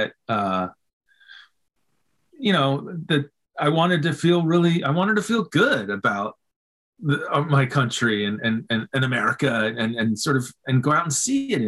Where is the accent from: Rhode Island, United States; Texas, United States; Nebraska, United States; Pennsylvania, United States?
Pennsylvania, United States; Philadelphia; I grew up in Philly